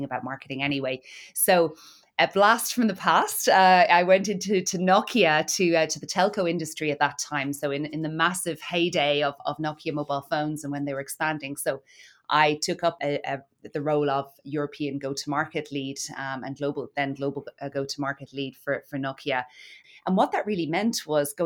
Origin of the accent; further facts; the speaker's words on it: Cork, Munster, Ireland; accent: Irish; moved away as an adult; also born or lived in Dublin / Italy / London; in Ireland, as maybe you can tell from my accent. I was born in Cork